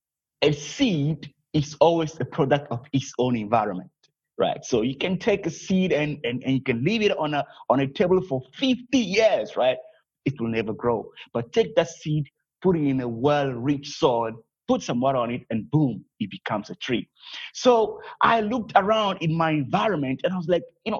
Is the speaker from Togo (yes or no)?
yes; Togo; I'm originally from Togo, West Africa.